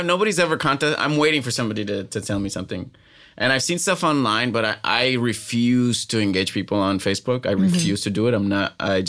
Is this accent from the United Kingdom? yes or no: no; Puerto Rico; accent: Puerto Rican Spanish; I will not apologize about how I sound in Puerto Rican Spanish.